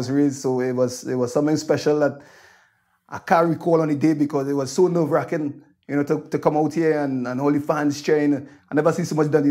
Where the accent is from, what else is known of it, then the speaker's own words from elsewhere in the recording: Trinidad & Tobago; moved away as an adult; now in Scotland; growing up in Trinidad